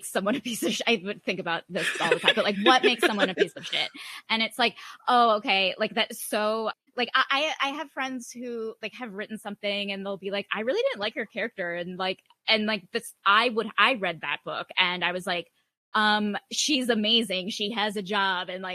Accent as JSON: {"language": "English", "region": "New Jersey", "country": "United States", "tie": "born or raised there", "said": "I grew up in New Jersey"}